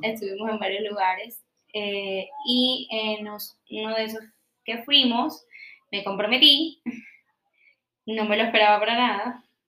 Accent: Colombia; yo soy súper colombiana

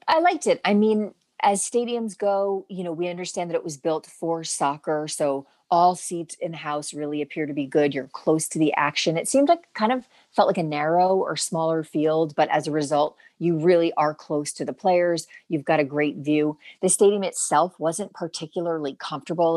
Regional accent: New Jersey, United States; moved away; I'm from Jersey.

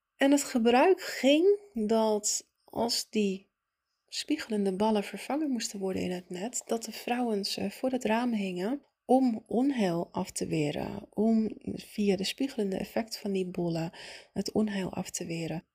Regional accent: Italy; moved away; ik ben opgegroeid in Italië

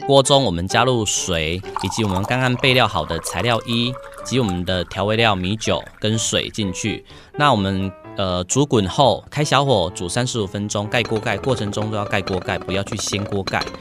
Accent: Budai, Chiayi County, Taiwan; 我的家乡是在嘉义布袋

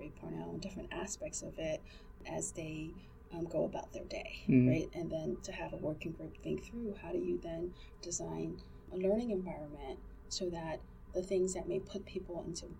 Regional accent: United States; I'm Asian American

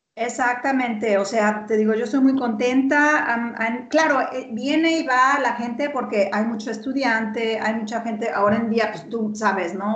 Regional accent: Guadalajara, Jalisco, Mexico; moved away as an adult; also born or lived in Paris, France / Berlin, Germany; now in Stuttgart, Germany; yo soy de Guadalajara y te enseño mi pasaporte. O sea, nací en Guadalajara

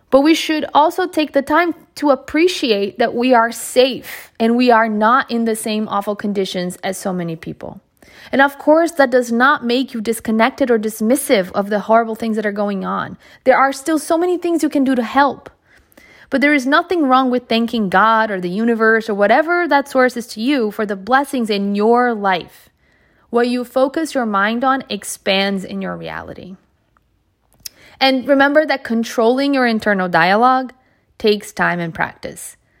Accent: Bethesda, Maryland, United States; I had the privilege of growing up in the Bethesda Potomac area in Maryland

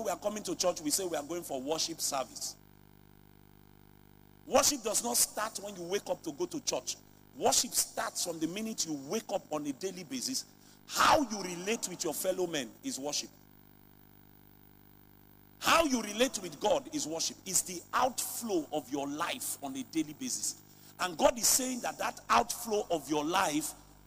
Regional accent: Lagos, Nigeria; I grew up in Lagos

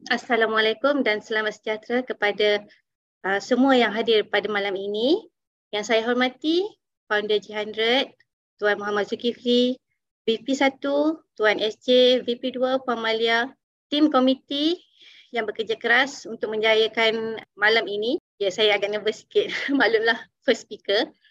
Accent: Dungun, Terengganu, Malaysia; now in Kuala Lumpur, Malaysia; saya berasal daripada Dungun. Kini saya menetap di Kuala Lumpur

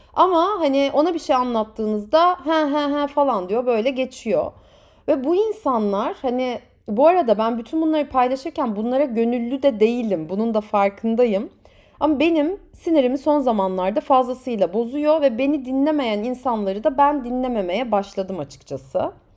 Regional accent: Turkey; moved away; also born or lived in United Kingdom / France / United States; ben de Türk'üm

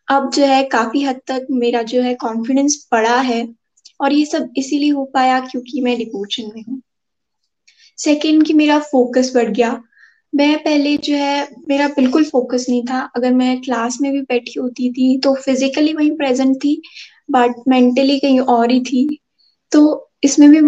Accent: Chamba, Himachal Pradesh, India; और मैं चंबा से हूँ

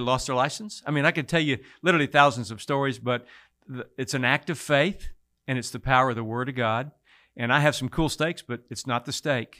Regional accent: Mason, Texas, United States; Born and raised in Mason, Texas, down in the hill country near Fredericksburg.

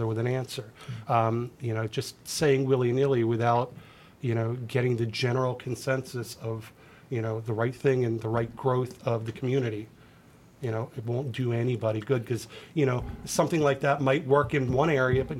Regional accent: outside of Philadelphia, Pennsylvania, United States; moved away as an adult; now in Nashville, United States; I grew up outside of Philadelphia

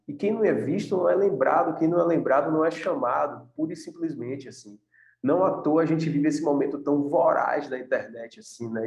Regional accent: Salvador, Bahia, Brazil; a gente veio de Salvador, de uma indústria que é o Axé Music

